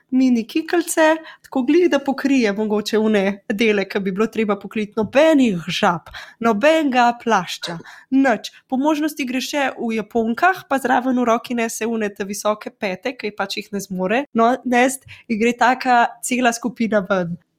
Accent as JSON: {"language": "Slovenian", "country": "Slovenia", "also_born_or_lived": "England", "moved": "yes", "said": "Slovenci smo"}